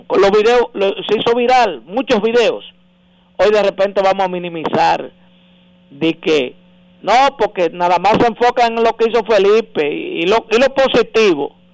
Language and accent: Spanish; Dominican Republic; nosotros somos especialistas los dominicanos en, en perdonar eh, actos eh, repudiables